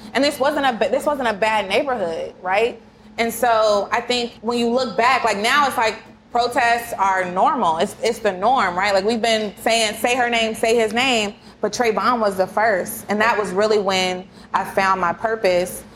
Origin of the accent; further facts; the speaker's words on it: Kansas City, United States; I'm from Kansas City